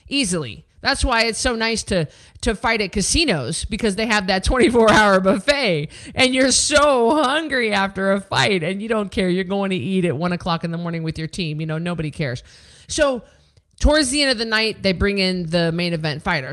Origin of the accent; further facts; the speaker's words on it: Memphis, Tennessee, United States; this was my hometown. I was the hometown girl, the hometown hero